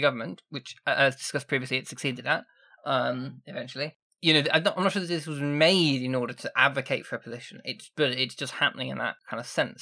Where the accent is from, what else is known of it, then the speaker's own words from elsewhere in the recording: Sheffield, Yorkshire and the Humber, United Kingdom; I'm from Sheffield